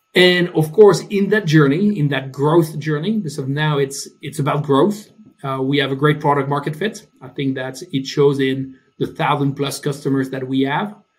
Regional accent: France; English is a second language; moved away as an adult; also born or lived in United Kingdom / Germany; now in Stockholm, Sweden; As you can hear, I'm from France, uh, but I've been living in the UK, in Germany, now in Sweden.

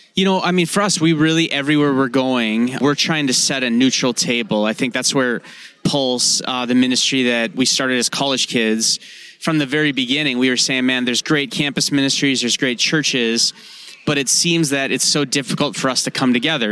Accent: North Dakota, United States; I'm from North Dakota.

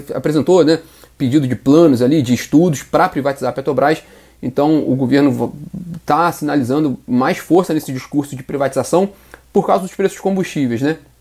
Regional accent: Nova Friburgo, Rio de Janeiro, Brazil; now in Rio de Janeiro, Brazil; Energisa Nova Friburgo, que é a minha terra natal

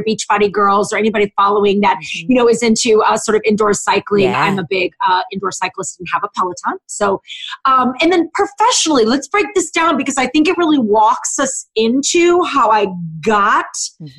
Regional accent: St. Louis, Missouri, United States; moved away as an adult; also born or lived in Chicago / Ohio; now in Cleveland, United States; I am born and raised in St. Louis

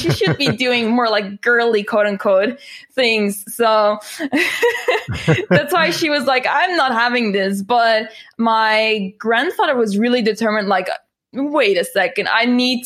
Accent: Netherlands; I'm from the Netherlands

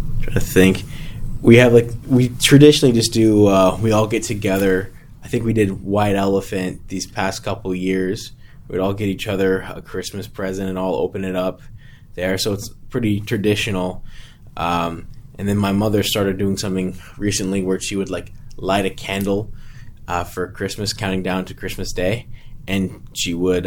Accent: Hitchcock, Texas, United States; also born or lived in San Antonio, Texas; I live in Hitchcock, Texas.

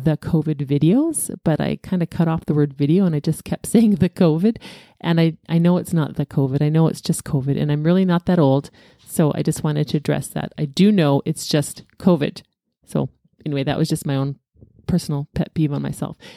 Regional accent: Alberta, Canada; born at six A M, but in Alberta

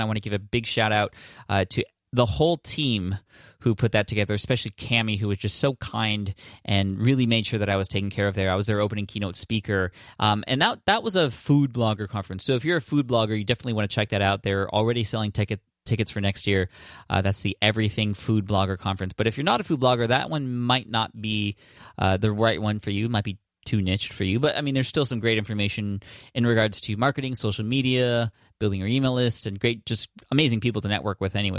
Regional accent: San Diego, California, United States; my hometown in San Diego

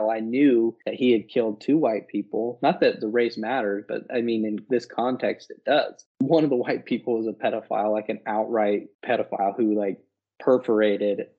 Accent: Utah, United States; also born or lived in Las Vegas; now in Arizona, United States; we're both from Utah, but now we live in different states

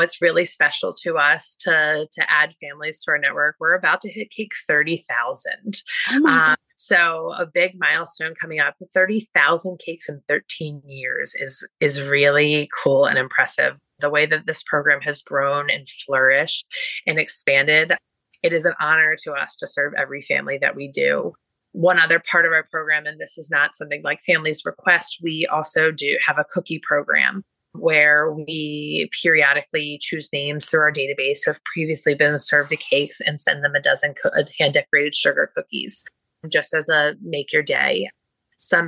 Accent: Baltimore, Maryland, United States; I'm from Baltimore

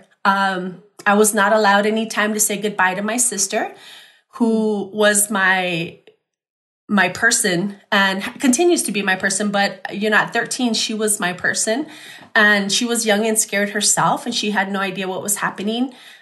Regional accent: El Paso, Texas, United States; I'm born and raised in El Paso.

